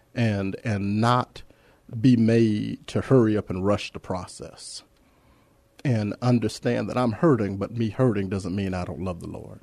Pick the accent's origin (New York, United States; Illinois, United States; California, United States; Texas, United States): California, United States; Los Angeles; moved away as an adult; now in San Antonio, United States; I'm an Angelino. I, I come from that, uh, that small town of Los Angeles.